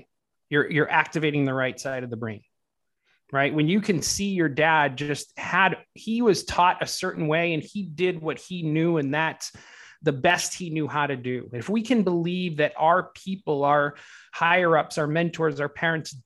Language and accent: English; Boston, Massachusetts, United States; moved away as an adult; now in Los Angeles, United States; I grew up in the Boston area, Boston, Massachusetts, which is the East Coast.